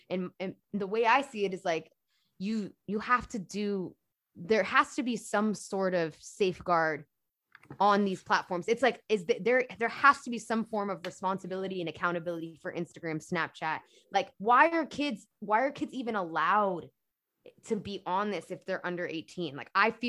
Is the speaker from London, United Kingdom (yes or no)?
yes; London, United Kingdom; I grew up in London and I grew up in the black church.